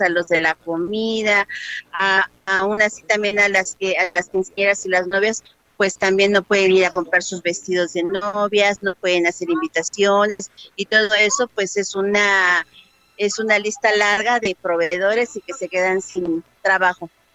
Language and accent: Spanish; Mexico City, Mexico; also born or lived in Santa Cruz; nací en Santa Cruz, me llegó al y llegué a los seis años a la Vicente Guerrero